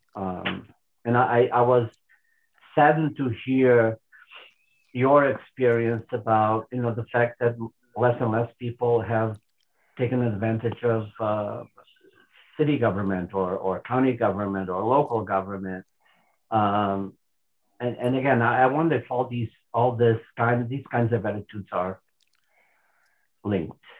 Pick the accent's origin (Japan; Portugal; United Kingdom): Portugal; moved away as an adult; also born or lived in Lisbon; now in United States; I grew up in Portugal.